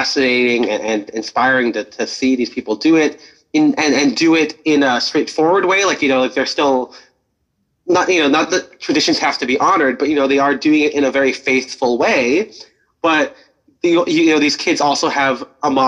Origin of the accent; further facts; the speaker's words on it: Pasadena, California, United States; Pasadena, my hometown